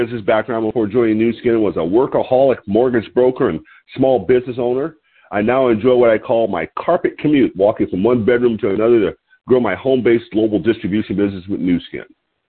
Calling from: Lompoc, California, United States; I'm calling in from Lompoc, California, which sits 54 miles north of Santa Barbara, California's beautiful central coast.

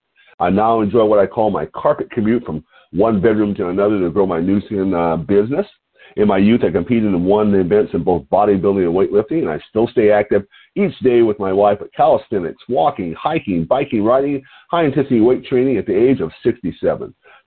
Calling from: Lompoc, California, United States; your host today. And I'm calling from Lompoc, California, which is 54 miles north of Santa Barbara on the beautiful California coast.

